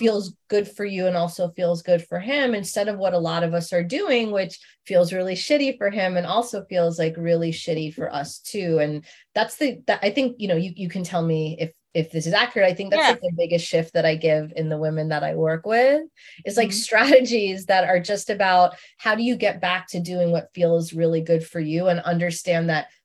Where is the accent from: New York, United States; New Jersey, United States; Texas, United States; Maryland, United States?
New York, United States; New York City; I grew up in Queens